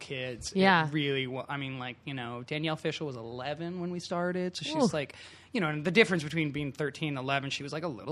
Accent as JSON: {"language": "English", "region": "Northern California", "country": "United States", "tie": "born or raised there", "said": "I'm from Northern California"}